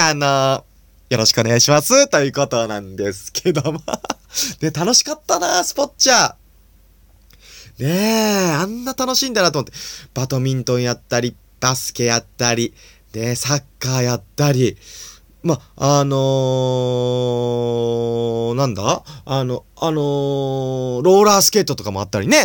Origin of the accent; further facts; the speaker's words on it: Nagano, Japan; 僕は長野県生まれなんで